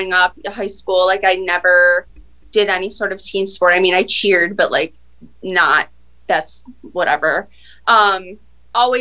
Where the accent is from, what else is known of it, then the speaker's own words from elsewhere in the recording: Buffalo, New York, United States; I'm from Buffalo. I am a personal trainer. I've been a personal trainer here for like 11 years